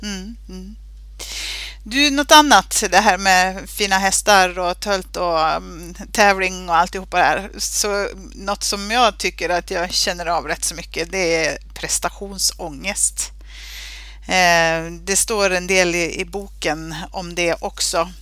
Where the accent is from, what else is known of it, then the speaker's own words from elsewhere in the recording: Sweden; alltså vi svenskar